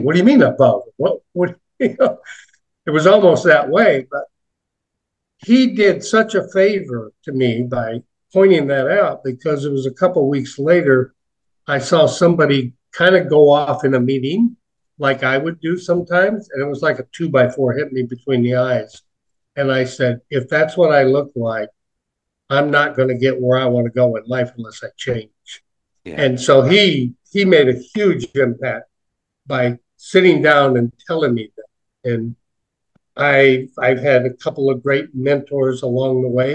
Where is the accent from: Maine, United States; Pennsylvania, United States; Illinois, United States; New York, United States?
Illinois, United States; Chicago; I was born in the Chicago area, Old Cook County Hospital, many years ago